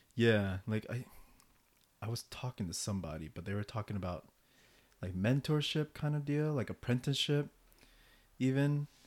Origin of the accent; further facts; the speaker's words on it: United States; despite being born and raised in America